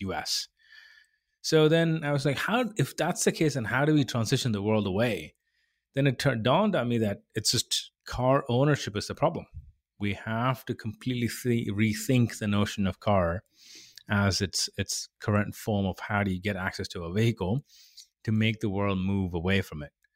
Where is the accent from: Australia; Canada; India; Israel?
India; moved away as an adult; also born or lived in England; I come from India originally, born and raised there.